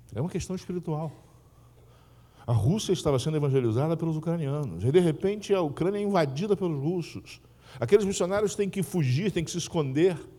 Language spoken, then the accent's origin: Portuguese; interior of Rio de Janeiro state, Brazil; also born or lived in São Paulo; na minha terra era bola, bola de soprar. Né? eu sou do interior aqui do Rio